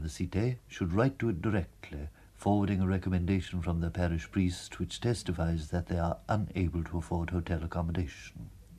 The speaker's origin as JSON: {"language": "English", "region": "Bourgogne-Franche-Comté", "country": "France", "tie": "born there", "said": "Besides, I was born near Luxeuil, where there is a great devotion to St. Columban"}